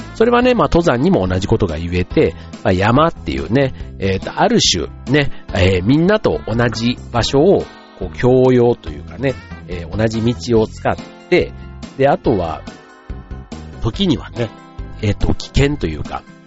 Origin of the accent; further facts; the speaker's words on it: Yao, Osaka, Japan; moved away; うちの場合は、奈良県が近いんですよね。八尾市というところなんですけども